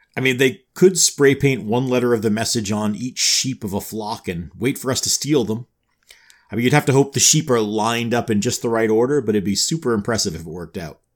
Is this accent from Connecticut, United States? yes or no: no; New York, United States; I grew up in New York